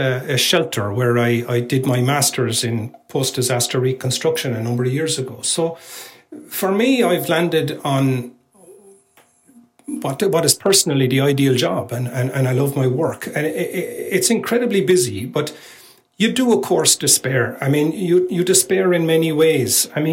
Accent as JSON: {"language": "English", "country": "Ireland", "said": "The rest is bad luck, which hopefully, being Irish, I won't get too much of that on me, you know."}